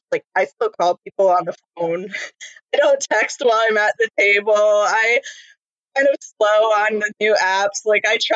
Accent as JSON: {"language": "English", "region": "New York", "country": "United States", "tie": "born or raised there", "also_born_or_lived": "Maine", "said": "So I was born in born in Maine, um, moved to New York with my family, where my mom's uh, family mostly lives. Um, in upstate New York, very snowy New York, country New York, not New York City like at all."}